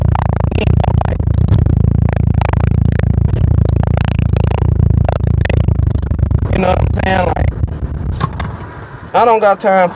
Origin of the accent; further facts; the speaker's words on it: Detroit, Michigan, United States; I'm from Michigan. Kind of like the Metro Detroit area